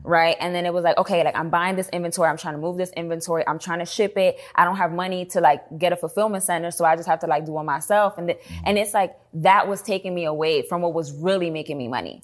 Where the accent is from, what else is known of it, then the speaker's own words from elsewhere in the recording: New York City, New York, United States; moved away as an adult; also born or lived in Washington, District of Columbia, United States / Atlanta; now in Dallas, United States; I was born and raised in the Bronx.